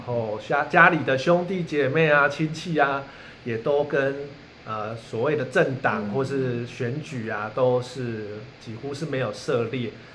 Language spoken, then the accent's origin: Chinese; Kaohsiung, Taiwan; moved away as an adult; also born or lived in Taipei; 我在凤山的五甲国宅长大